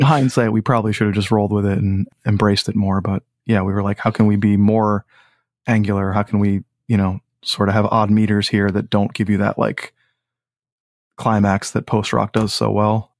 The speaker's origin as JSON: {"language": "English", "town": "Old Saybrook", "region": "Connecticut", "country": "United States", "tie": "born or raised there", "also_born_or_lived": "Boston, Massachusetts / Clinton, Connecticut", "said": "I grew up in Old Saybrook, Connecticut"}